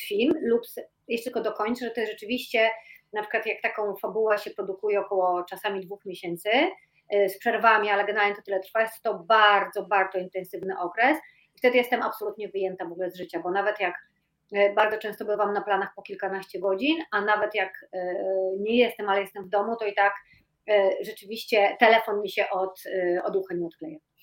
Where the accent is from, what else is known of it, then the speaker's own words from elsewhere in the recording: Tricity, Pomeranian Voivodeship, Poland; now in Warsaw, Poland; pochodzę z Trójmiasta e, i ponad 20 lat mieszkam w Warszawie